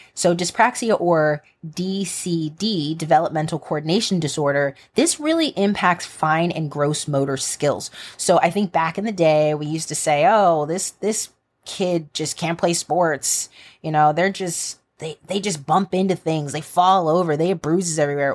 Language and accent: English; United States; an American and as an American educator